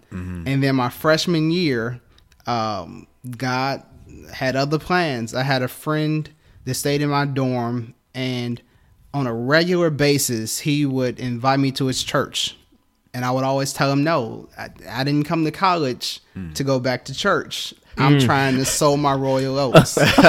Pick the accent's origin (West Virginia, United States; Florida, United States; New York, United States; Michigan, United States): Michigan, United States; Detroit; I was born and raised in church. I was originally from Detroit, Michigan. Mm-hmm. And so growing up in Detroit, every Sunday I went to church with my mom and my grandmom.